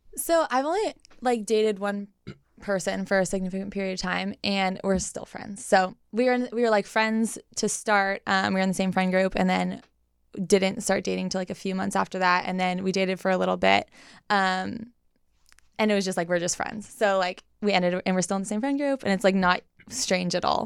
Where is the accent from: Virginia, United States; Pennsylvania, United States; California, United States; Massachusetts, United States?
California, United States; Carlsbad; I was born and raised in San Diego, um, North County, Carlsbad.